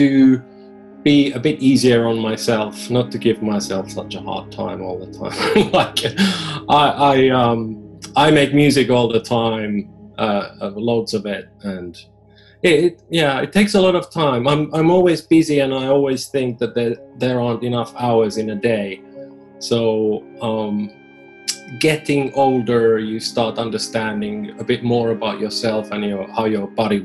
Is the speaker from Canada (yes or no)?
no; Finland; I'm from Finland